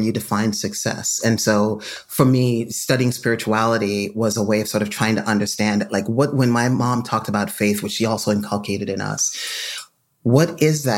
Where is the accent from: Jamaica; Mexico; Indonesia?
Jamaica; now in United States; I grew up in Jamaica, came to the United States.